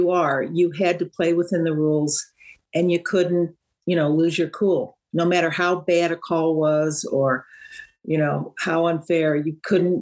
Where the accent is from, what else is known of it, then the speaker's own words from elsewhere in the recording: St. Louis, Missouri, United States; I was from St. Louis, and so we knew we knew we had played each other. All the basketball players had played each other in the high schools